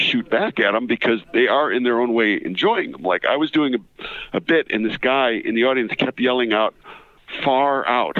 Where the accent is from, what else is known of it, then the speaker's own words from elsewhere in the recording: Carol Stream, Illinois, United States; I am from Carroll Stream, Illinois